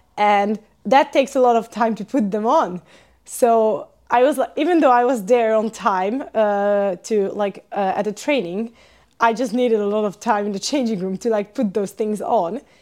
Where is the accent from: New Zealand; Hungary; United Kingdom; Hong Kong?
Hungary; moved away as an adult; also born or lived in Switzerland / Sweden; now in Finland; I'm from Hungary